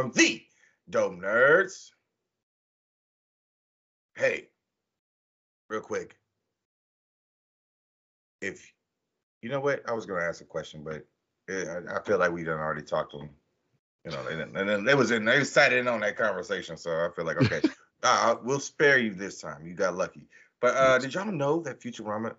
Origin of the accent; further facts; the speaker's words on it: Warren, United States; moved away; back in Warren, we had this thing, my hometown